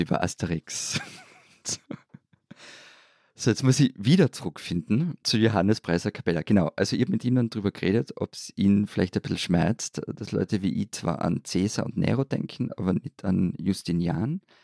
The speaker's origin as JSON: {"language": "German", "country": "Austria", "said": "bei uns in Österreich"}